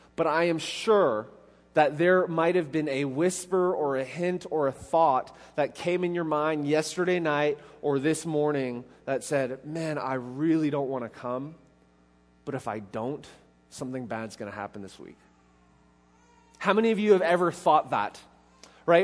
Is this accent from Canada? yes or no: yes; Canada; now in Middle Tennessee, United States; being Canadian